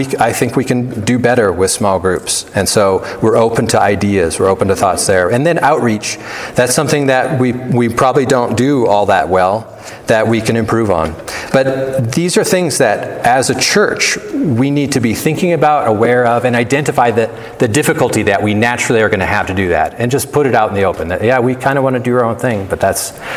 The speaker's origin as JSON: {"language": "English", "country": "United States", "also_born_or_lived": "Canada (half Canadian)", "lives_now": "Big Sky, United States", "said": "We're Americans"}